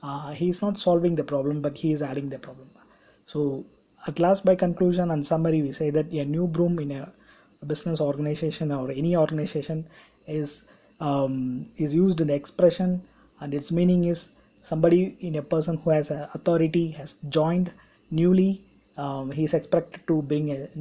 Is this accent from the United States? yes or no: no; India; I'm from India